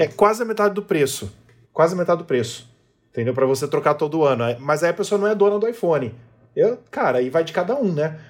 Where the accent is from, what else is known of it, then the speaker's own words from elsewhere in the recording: Brazil; somos brasileiros e moramos no Brasil